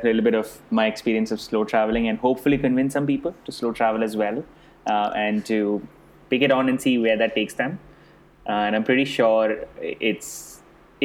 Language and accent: English; India; accent: Indian; moved away; I was born and brought up in India. I speak like an Indian